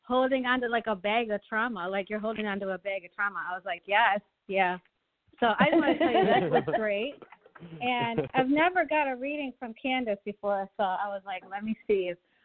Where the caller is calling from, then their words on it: Buffalo, New York, United States; I'm calling from Buffalo, New York.